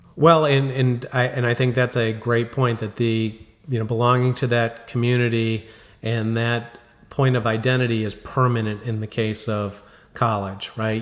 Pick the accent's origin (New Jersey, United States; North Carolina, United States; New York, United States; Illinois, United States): Illinois, United States; Chicago; I'm growing up in Chicago